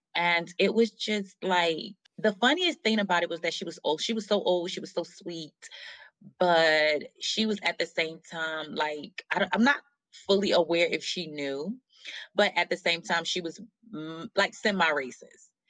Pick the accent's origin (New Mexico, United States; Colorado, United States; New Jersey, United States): New Jersey, United States; moved away; also born or lived in Atlanta; born and raised in New Jersey